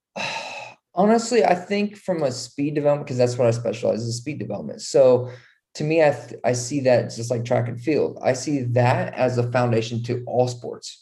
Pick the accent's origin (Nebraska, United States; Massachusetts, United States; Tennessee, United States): Nebraska, United States; moved away as an adult; also born or lived in Utah / Texas / North Carolina; I'm originally from Nebraska, small town in Nebraska.